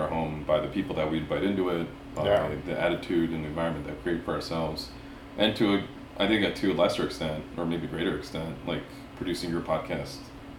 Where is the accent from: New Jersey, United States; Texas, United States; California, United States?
California, United States; Los Angeles; first language Spanish; English is a second language; now in Minnesota, United States; because of where I grew up in Los Angeles and because my parents didn't speak English